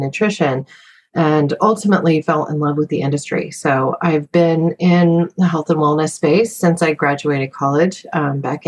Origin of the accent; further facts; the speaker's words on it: Southern Oregon, United States; moved away; also born or lived in Silicon Valley; I was a little hippie kid growing up in Southern Oregon that came to Silicon Valley